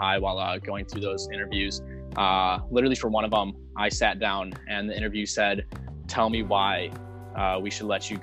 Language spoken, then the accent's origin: English; Lakeville, Minnesota, United States; I grew up in Lakeville, Minnesota